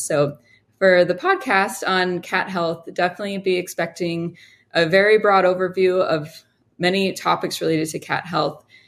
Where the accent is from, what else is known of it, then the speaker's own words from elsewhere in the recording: Honolulu, Hawaii, United States; also born or lived in Colorado; moved back to Hawaii where I'm from